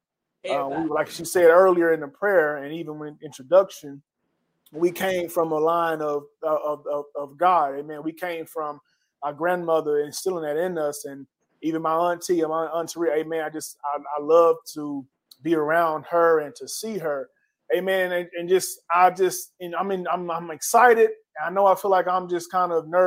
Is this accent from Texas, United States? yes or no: yes; Atlanta, Texas, United States; moved away as an adult; also born or lived in Dallas, Texas; we came from East Texas, Atlanta, Texas. I know if you blink, you'll miss it. But hey, that's where we came from